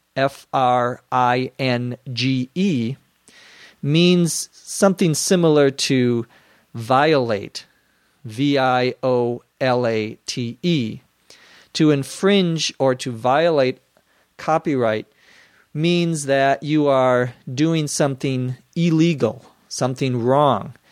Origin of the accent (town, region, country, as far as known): United States; also born or lived in Los Angeles